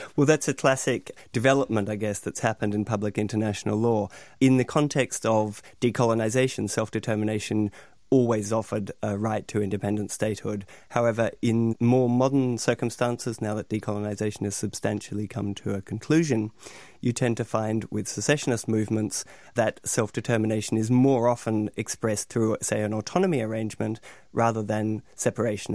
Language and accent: English; Melbourne, Victoria, Australia; Within Australia, I'm a Victorian, and I'm from Melbourne